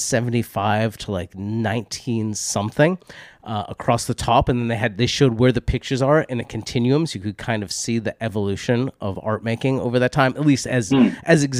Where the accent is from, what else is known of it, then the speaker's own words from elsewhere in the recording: Boston, Massachusetts, United States; I grew up with in Boston